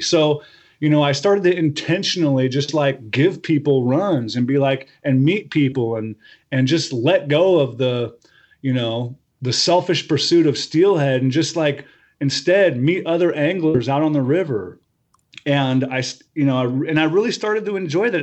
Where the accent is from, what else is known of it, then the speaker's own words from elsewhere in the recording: Medford, Oregon, United States; also born or lived in Portland area, Oregon; now in Portland, United States; I grew up in Southern Oregon, uh, in, around Medford